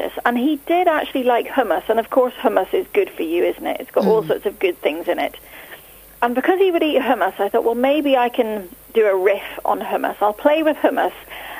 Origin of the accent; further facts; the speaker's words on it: Northern Ireland, United Kingdom; I grew up in Northern Ireland in a catering family